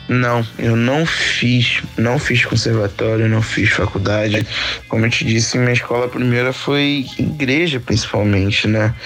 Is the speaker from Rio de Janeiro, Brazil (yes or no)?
yes; Angra dos Reis, Rio de Janeiro, Brazil; also born or lived in Salvador, Bahia / Camaçari, Bahia; os meus oito anos, eu vim pra Angra, onde eu moro atualmente